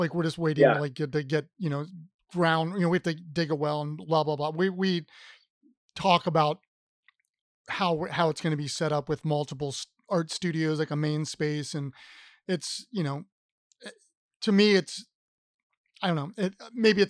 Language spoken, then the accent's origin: English; Columbus, Ohio, United States; now in Richmond, United States; I grew up in Columbus, which is a city, and I live in Richmond, Virginia now